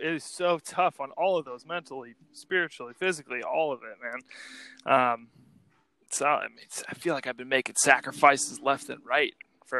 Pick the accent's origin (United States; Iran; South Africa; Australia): United States; St. Louis, Missouri; moved away as an adult; now in Chicago, United States; I've been living in Chicago here for about 7 years now. I was born and raised in St. Louis, Missouri. Shout out to my hometown.